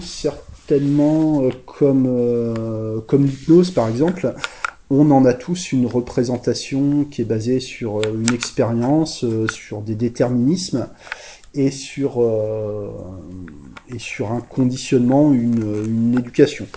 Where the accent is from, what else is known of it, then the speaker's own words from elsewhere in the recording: France; chez nous en France, enfin je dis chez moi en fait plutôt